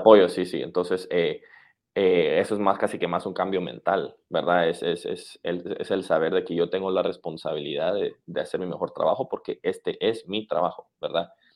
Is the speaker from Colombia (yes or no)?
no; Guatemala; moved away; somos de Centroamérica o de Guatemala